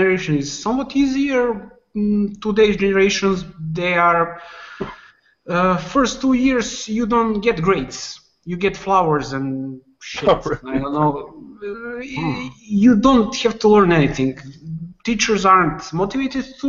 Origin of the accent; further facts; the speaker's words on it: Belgrade, Serbia; accent: Serbian; English is a second language; also born or lived in Croatia; They can hear by my pronunciation words and talking, they can recognize that I'm from Serbia